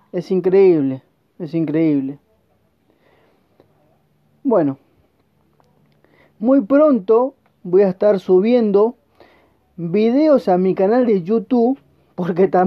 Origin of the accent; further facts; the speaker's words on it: Argentina; como te repito, soy argentino y estoy vendiendo a todo el mundo, solo con mi celular.